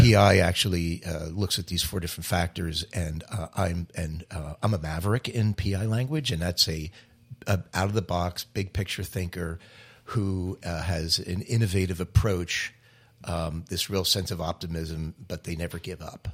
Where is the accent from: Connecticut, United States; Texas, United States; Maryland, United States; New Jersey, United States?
New Jersey, United States; Cherry Hill; also born or lived in Delaware / Philadelphia; she's from Cherry Hill, New Jersey, and so am